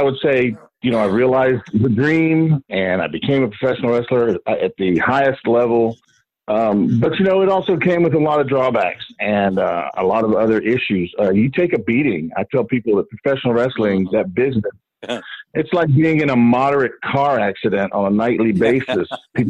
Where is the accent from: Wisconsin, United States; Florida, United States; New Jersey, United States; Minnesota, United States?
Florida, United States; Miami; was at a convention in my hometown in Miami, actually in Miami Beach.